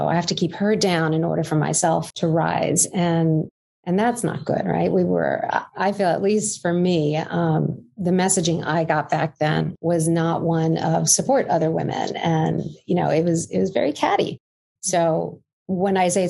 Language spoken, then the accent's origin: English; New York City, New York, United States; I grew up in Canarsie, Brooklyn